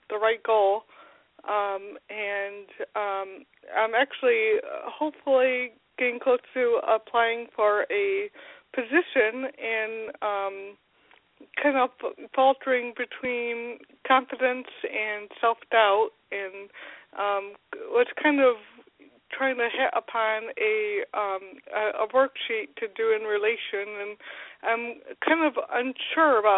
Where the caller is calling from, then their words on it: Grand Rapids, Michigan, United States; from Grand Rapids.